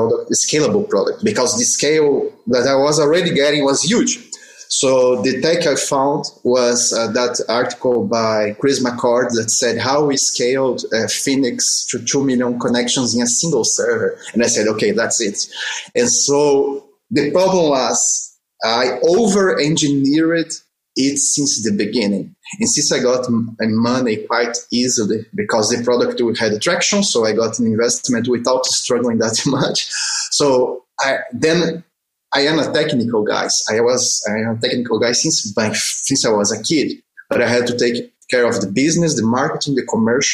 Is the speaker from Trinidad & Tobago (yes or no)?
no; Brazil; moved away; I'm from Brazil originally